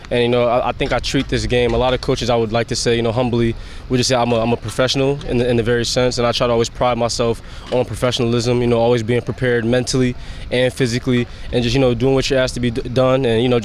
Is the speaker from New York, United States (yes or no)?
no; Harrisburg, Pennsylvania, United States; it's a blessing just to, you know, come from where I came from Harrisburg and from Fordham, and to be able to get to year 6.